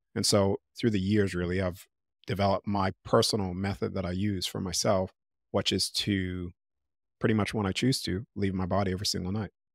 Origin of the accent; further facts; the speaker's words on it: United States; accent: American; now in Australia; I'm in Australia 'cause I still have my American accent.